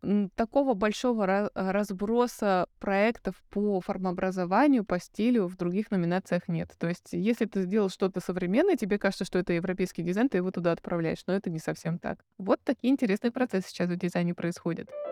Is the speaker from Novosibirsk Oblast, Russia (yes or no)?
yes; Novosibirsk, Novosibirsk Oblast, Russia; я сама из Новосибирска